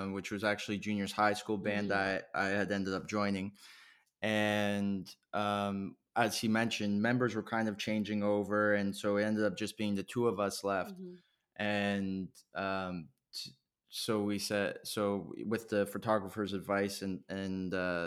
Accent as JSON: {"language": "English", "country": "Canada", "tie": "born or raised there", "said": "growing up in Canada"}